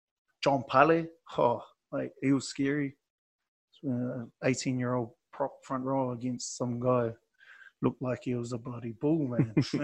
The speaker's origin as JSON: {"language": "English", "country": "France", "said": "I'm on holiday from France. I paid for myself to come here, so I'm just going to enjoy my holiday and go back home."}